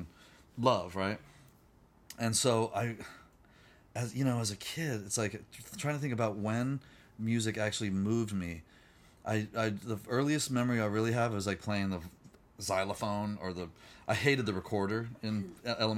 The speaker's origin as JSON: {"language": "English", "region": "Virginia", "country": "United States", "tie": "born or raised there", "moved": "yes", "lives_now": "California, United States", "said": "I grew up in Virginia"}